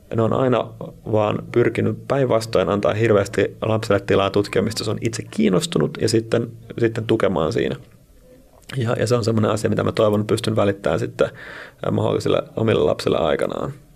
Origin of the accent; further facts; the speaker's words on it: Kuopio, North Savo, Finland; moved away; also born or lived in Espoo / Mikkeli; Mä oon siis syntynyt Espoossa sitten muuttanut kaksivuotiaana Mikkeliin Fajanduunien perässä ja sieltä sitten kuopio 6-7-vuotiaana. Mä oon varttunut Kuopiossa, 100 000 asukkaan kaupunki siellä Pohjois-Savossa